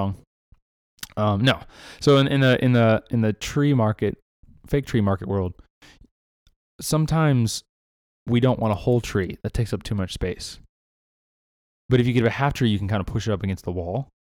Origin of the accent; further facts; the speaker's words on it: Southern California, United States; moved away; I'm from Southern California